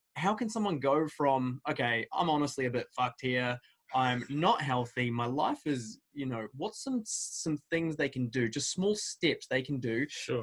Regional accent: United Kingdom; moved away; I grew up in the United Kingdom

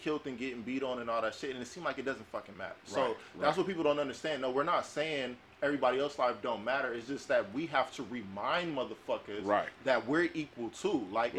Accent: Compton, California, United States; I put on my address, I'm from Compton, they like, oh no.

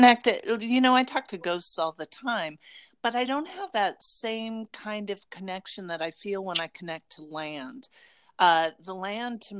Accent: Las Vegas, Nevada, United States; when I grew up in Las Vegas

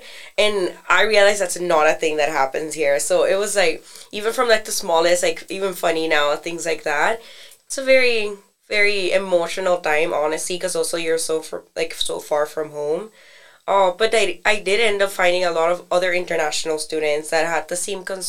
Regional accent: Nicaragua; moved away as an adult; now in Atlanta, United States; I'm a junior. I'm an international student from Nicaragua

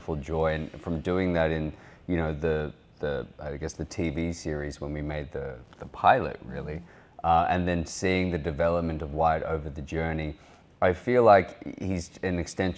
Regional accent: Australia; accent: Australian

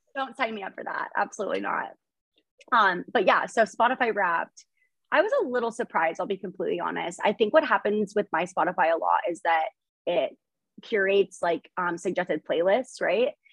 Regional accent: Idaho, United States; I was born in Idaho. I grew up here.

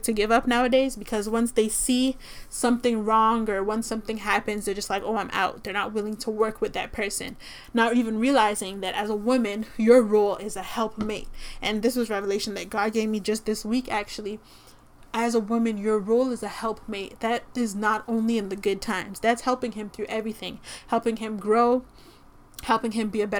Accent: Toronto, Ontario, Canada; I'm from Toronto

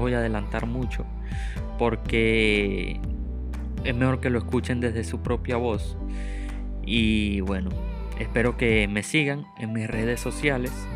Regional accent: Venezuela; moved away; me tocó salir de mi país, yo soy venezolano

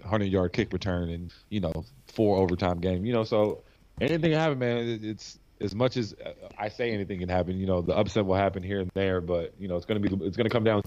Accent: Cleveland, Tennessee, United States; I'm from Cleveland, right outside of Chattanooga

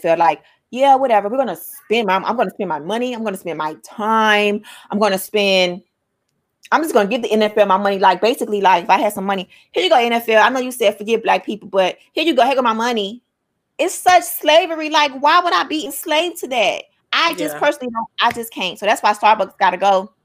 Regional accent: United States; I'm Black American.

